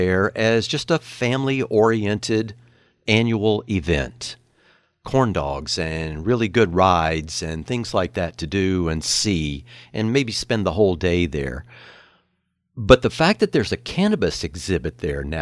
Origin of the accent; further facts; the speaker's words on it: Humboldt, California, United States; We're from Humboldt.